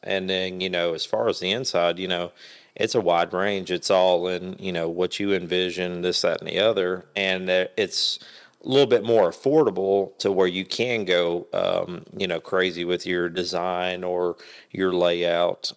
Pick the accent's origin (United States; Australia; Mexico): United States; Kingsport, Tennessee; now in Jonesborough, United States; born and raised Kingsport. I now live, uh, in the Jonesboro area.